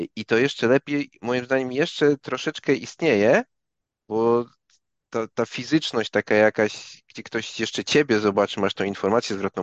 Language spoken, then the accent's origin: Polish; Gdańsk, Pomeranian Voivodeship, Poland; ja z Gdańska jestem